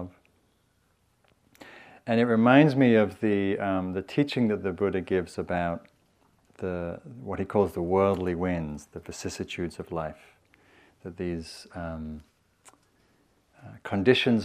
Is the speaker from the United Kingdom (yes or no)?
yes; England, United Kingdom; now in United States; I'm from England